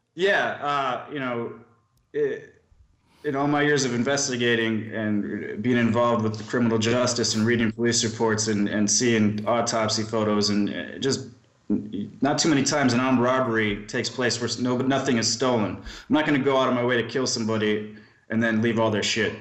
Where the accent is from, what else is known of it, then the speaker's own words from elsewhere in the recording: Milwaukee, Wisconsin, United States; I grew up in Milwaukee, Wisconsin